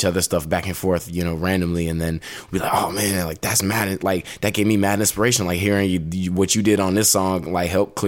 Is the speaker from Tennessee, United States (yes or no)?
yes; Nashville, Tennessee, United States; growing up around Nashville